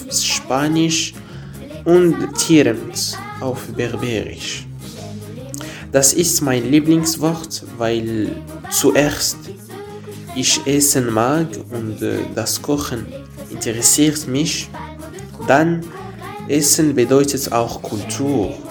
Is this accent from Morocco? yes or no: yes; Morocco; first language Arabic; German is a second language; Ich bin Marokkaner, denn ich komme aus Marokko und wohne in Casablanca.